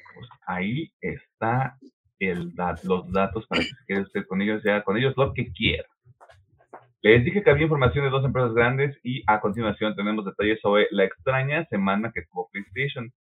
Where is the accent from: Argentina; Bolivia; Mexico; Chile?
Mexico; somos de México nosotros